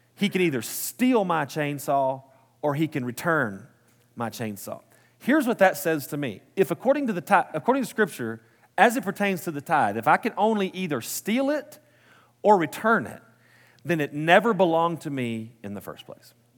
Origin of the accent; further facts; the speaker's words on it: Post, Texas, United States; also born or lived in Midland, Texas; now in Lubbock, United States; was born and raised in Post, Texas, the big city.